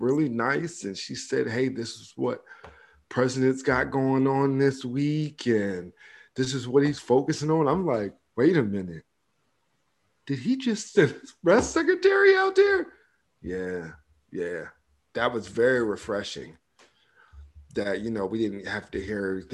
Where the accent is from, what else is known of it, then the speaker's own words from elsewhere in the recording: United States; as an American